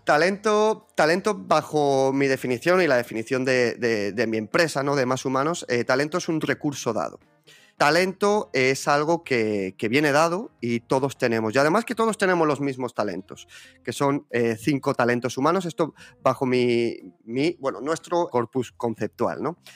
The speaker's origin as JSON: {"language": "Spanish", "town": "Zaragoza", "region": "Aragon", "country": "Spain", "said": "Yo estudié marketing e investigación de mercados aquí en la Universidad de Zaragoza, que es de donde yo soy."}